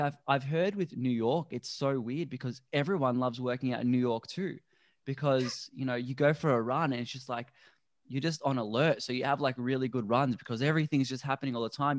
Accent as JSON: {"language": "English", "town": "Melbourne", "region": "Victoria", "country": "Australia", "tie": "born or raised there", "moved": "yes", "lives_now": "Gold Coast, Australia", "said": "I grew up in Melbourne, which is a very concrete city"}